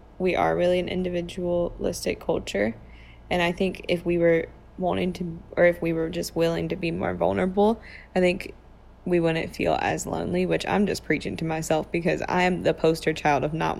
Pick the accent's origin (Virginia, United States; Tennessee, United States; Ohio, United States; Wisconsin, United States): Virginia, United States; Lynch Station; accent: Lynch Station; my Lynch Station accent